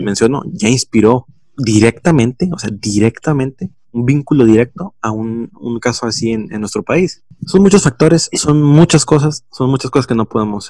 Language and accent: Spanish; Mexico; como, como mexicanos